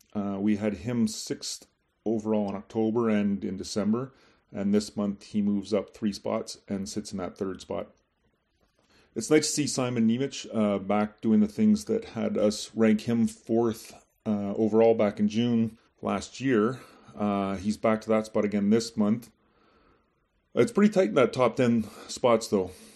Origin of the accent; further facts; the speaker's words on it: Montreal, Quebec, Canada; my hometown of Montreal